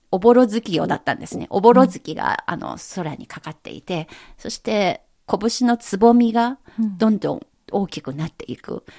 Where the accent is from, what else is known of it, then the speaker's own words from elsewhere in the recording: China; 私たち中国人